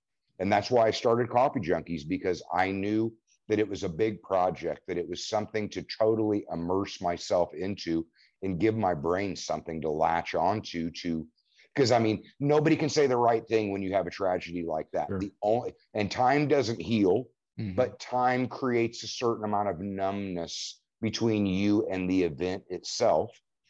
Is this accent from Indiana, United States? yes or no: yes; Indiana, United States; also born or lived in Oklahoma; I mean, and I've long said that Indiana is my land of opportunity because I moved around. I mean, I born in Oklahoma, but quickly moved to a little town called G